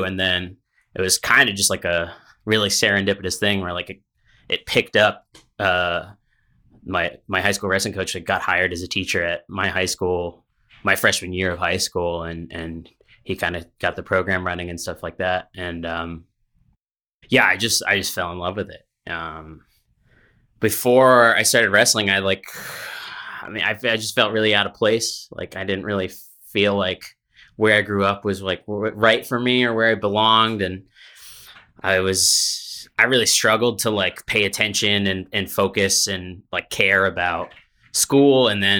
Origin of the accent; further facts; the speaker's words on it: Massachusetts, United States; No, I grew up in New England, in Massachusetts.